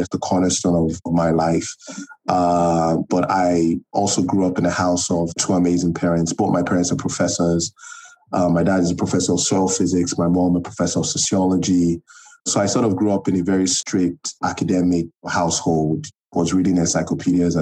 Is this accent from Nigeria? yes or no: yes; Nigeria; also born or lived in United States; I am Nigerian. I think I'll start with that. And I'm currently living in Lagos, Nigeria